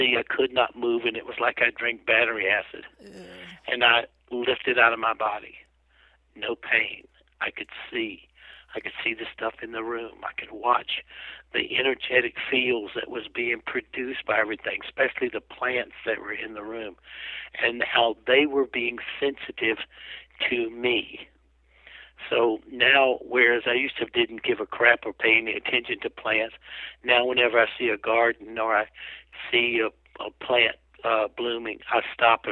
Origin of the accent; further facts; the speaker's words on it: South Carolina, United States; I'm from South Carolina. I grew up as a jackass, you know, tough guy